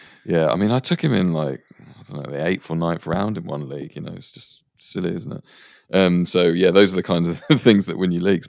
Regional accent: England, United Kingdom; also born or lived in India / Canada; although I spent a lot of my early life in India and Canada, I'm, I'm growing up in England, so I'm, I'm English

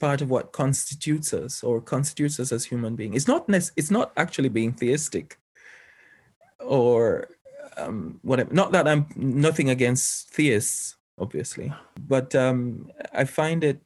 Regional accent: Jamaica; being Jamaican, I have a part as a part of my heritage, old Afroic worldviews actually that are still very much alive there. But then I go to school in a colonial sort of like a Western educational system

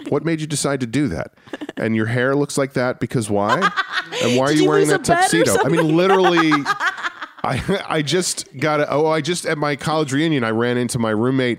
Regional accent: New Rochelle, New York, United States; There's a college in my hometown called Iona College.

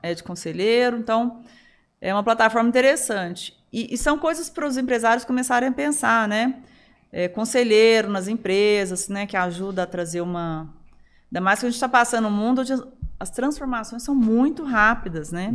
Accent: Araguari, Minas Gerais, Brazil; moved away; a nossa infância em Araguari, ela, ela, ela foi muito diversa

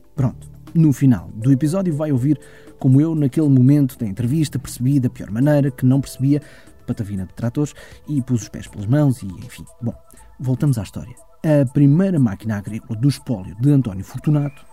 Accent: Germany; Eu nasci na Alemanha, ou melhor, nasci na República Federal da Alemanha em 1976

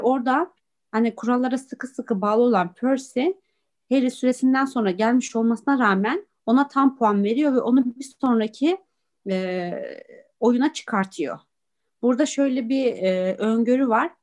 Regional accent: Çorum Province, Turkey; Biz Çorumluyuz.

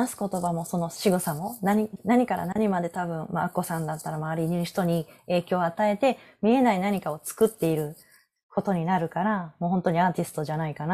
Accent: Osaka, Japan; now in Nara, Japan; まあ、たまたま自分が大阪育ってな

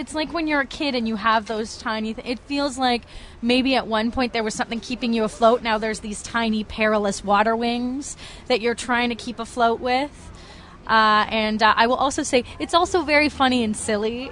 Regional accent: Toronto, Ontario, Canada; I'm from Toronto

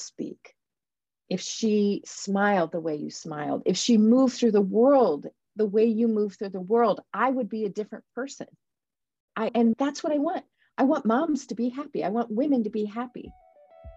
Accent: Defiance, Ohio, United States; I was born in Defiance. And that is a little town in Ohio.

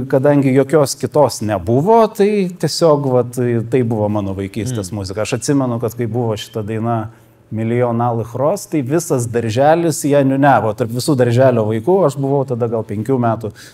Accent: Klaipėda, Klaipėda County, Lithuania; Aš čia beje augau Klaipėdoje, kas nežino, tai aš vietinis.

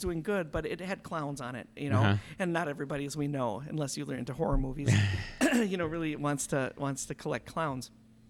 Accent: Mequon, Wisconsin, United States; also born or lived in Milwaukee, United States; Almost 50 years ago on Christmas Day in Milwaukee. And then we grew up in the suburbs, kind of out in Mequon. I went to Homestead High School.

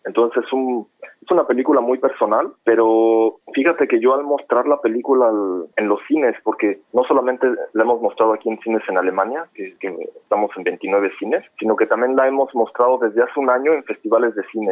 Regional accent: Mexico City, Mexico; moved away as an adult; also born or lived in Prague, Czech Republic; now in Düsseldorf, Germany; yo soy de la Ciudad de México

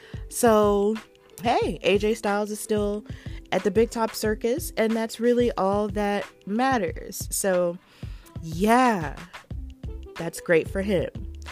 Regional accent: Birmingham, West Midlands, United Kingdom; The last appearance of that tour was in my hometown of Birmingham, UK, United Kingdom, where it all started.

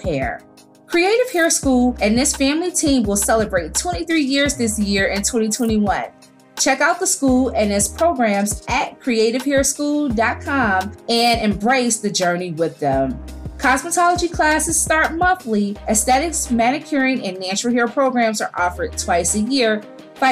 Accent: Detroit, Michigan, United States; us Detroiters

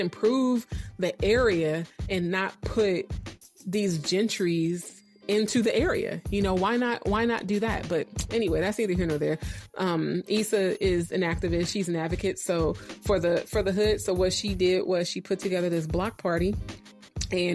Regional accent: Oakland, California, United States; moved away as an adult; also born or lived in Virginia; the Oakland that I grew up in.

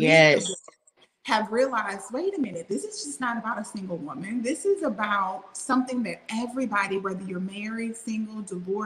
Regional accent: Louisiana, United States; also born or lived in Mississippi; growing up in the Bible Belt, born in Mississippi, raised in Louisiana

